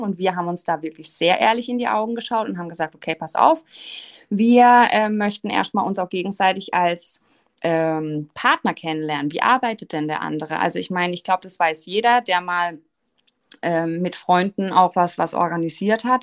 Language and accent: German; Offenburg, Baden-Württemberg, Germany; also born or lived in Switzerland; Ich komme aus Offenburg.